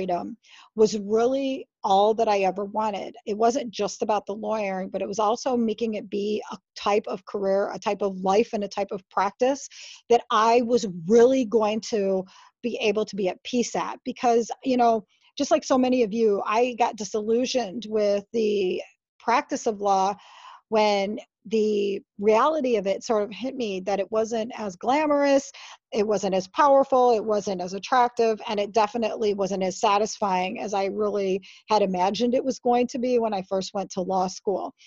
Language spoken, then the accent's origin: English; Michigan, United States; moved away as an adult; also born or lived in Honolulu, Hawaii; I moved back to my home state of Michigan in 2008.